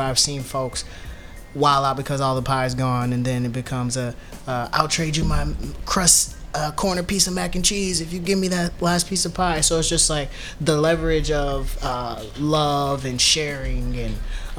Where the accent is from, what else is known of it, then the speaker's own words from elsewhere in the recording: the South, United States; We got debutantes in my family. I'm from the South